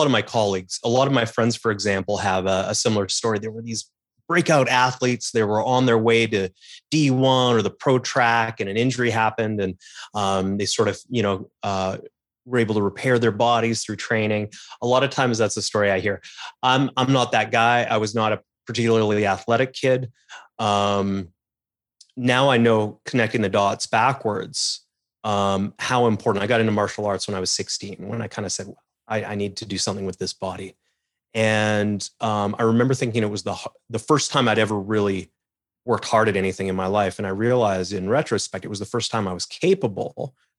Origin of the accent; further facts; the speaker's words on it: Calgary, Alberta, Canada; now in Toronto, Canada; I moved back to Toronto. I'm originally from Calgary out west